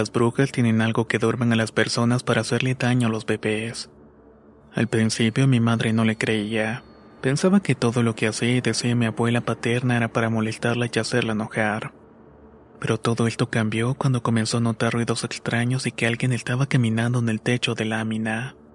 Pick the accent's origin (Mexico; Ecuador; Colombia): Mexico; also born or lived in Tehuacán / Tlaxcala; tengo 23 años y soy de México. Cuando era niño, por razón del trabajo de mis padres, nos mudamos durante un tiempo a Tehuacán y luego a Tlaxcala.